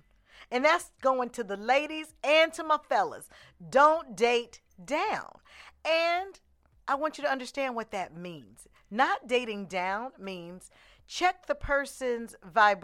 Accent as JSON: {"language": "English", "town": "Oakland", "region": "California", "country": "United States", "said": "I'm from Oakland"}